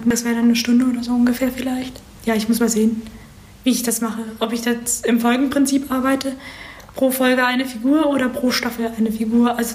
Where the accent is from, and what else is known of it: Berlin, Germany